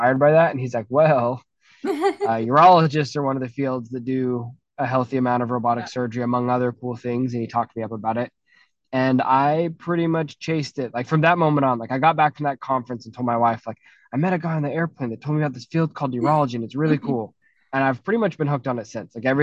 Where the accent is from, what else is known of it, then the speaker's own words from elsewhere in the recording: St. George, Utah, United States; We moved to a slightly larger place called St. George, Utah. Went to high school there